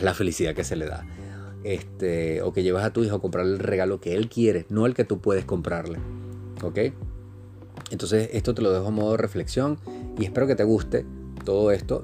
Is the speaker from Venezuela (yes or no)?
yes; Venezuela; aquí mismo en mi país